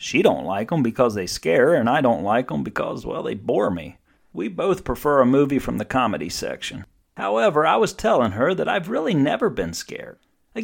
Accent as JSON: {"language": "English", "region": "East Coast", "country": "United States", "said": "I'm in real estate, but I'm from the East Coast"}